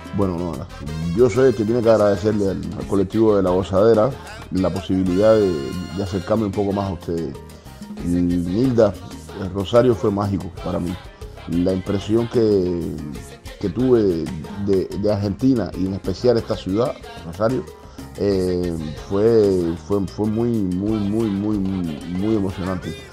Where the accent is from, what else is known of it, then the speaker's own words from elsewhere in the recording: Cienfuegos, Cuba; el barrio donde, donde yo nací y me crié en Cienfuegos